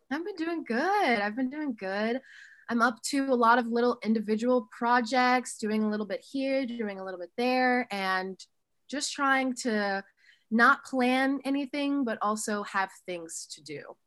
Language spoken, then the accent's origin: English; Oxford, Ohio, United States; also born or lived in Columbus, Ohio; So I'm from a small town called Oxford, Ohio